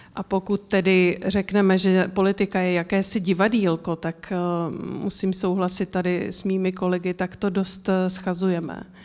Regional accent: Czechia; my jako Češi

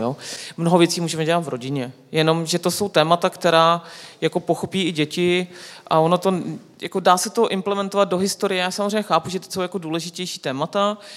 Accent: Czechia; Češi jsou, jako my jsme fantastický, nás ta politika furt zajímá

